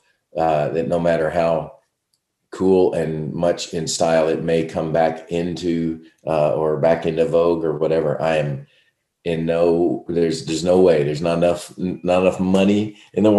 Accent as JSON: {"language": "English", "region": "Kentucky", "country": "United States", "tie": "born or raised there", "said": "growing up in Kentucky and loving bluegrass music as a boy"}